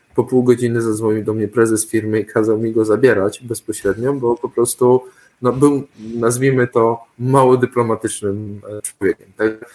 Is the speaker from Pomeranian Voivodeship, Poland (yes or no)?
no; Suwałki Region, Podlaskie Voivodeship, Poland; ja pochodzę z Suwalszczyzny